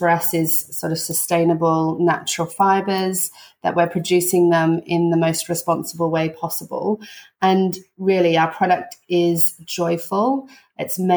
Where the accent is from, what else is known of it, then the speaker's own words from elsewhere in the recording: Australia; moved away as an adult; we're Antipodeans, so we're both from Australia, but we have been here for 20 years.